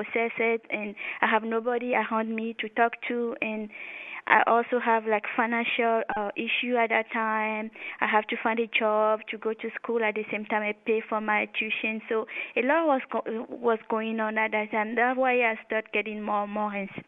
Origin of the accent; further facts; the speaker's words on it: Togo; moved away as an adult; also born or lived in France; now in United States; I was born in Africa, West Africa, in Togo, and later when I finished high school, I went to France to study biology, and then I came later here in the United States